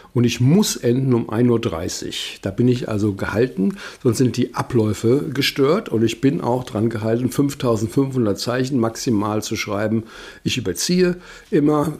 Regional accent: Wiesbaden, Hesse, Germany; moved away; ich bin sehr gerne hier in meiner Heimatstadt und das ist ja eine der schönsten Straßen in Wiesbaden. Das weiß ich noch von früher

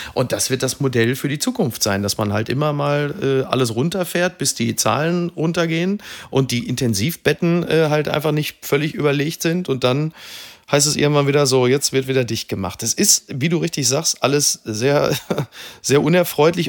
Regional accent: Germany; als Deutsche

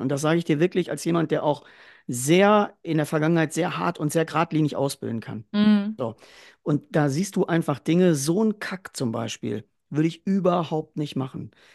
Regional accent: Ruhr area, North Rhine-Westphalia, Germany; bei uns im Ruhrgebiet

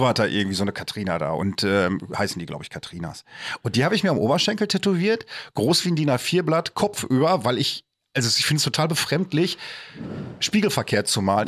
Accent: Bochum, North Rhine-Westphalia, Germany; ich komme aus Bochum

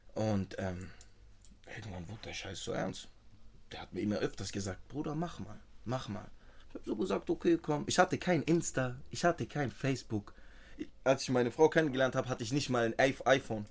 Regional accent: Tübingen / Stuttgart area, Baden-Württemberg, Germany; Ich bin hier geboren

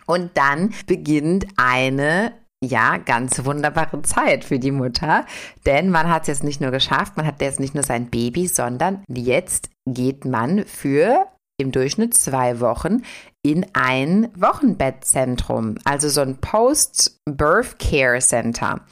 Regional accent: South Korea; bei uns in Korea

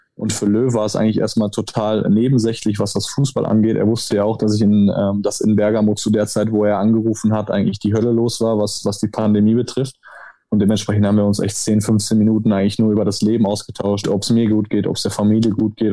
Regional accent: Germany; now in Italy; ich bin Deutscher

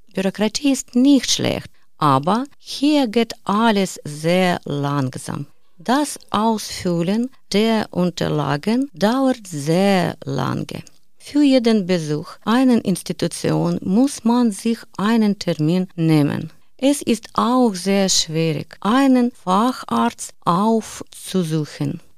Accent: Ukraine; German is a second language; moved away as an adult; now in Germany; Ich bin wegen des Krieges aus der Ukraine nach Deutschland gekommen

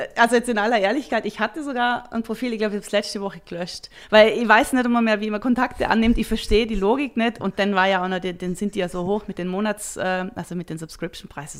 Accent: Vorarlberg, Austria; moved away as an adult; now in Switzerland; Als Vorarlbergerin immer schon große Affinität zu, zu den Bergen und natürlich auch zur Schweiz und bin dann in die Schweiz gekommen

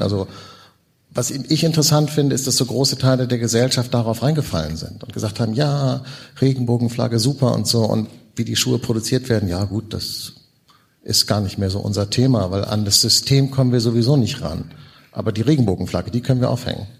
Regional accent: Hamburg, Germany; ich komme aus Hamburg

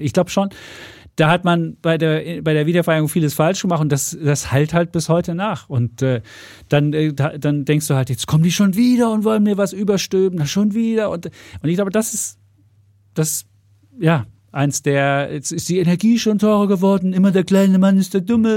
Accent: East Germany, Germany; wie das damals im Osten gewesen ist, da durfte ich nicht Abitur machen

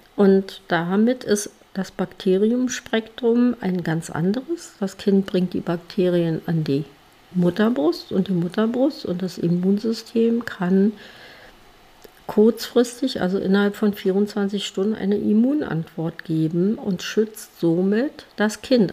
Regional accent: Germany; bei uns in Deutschland

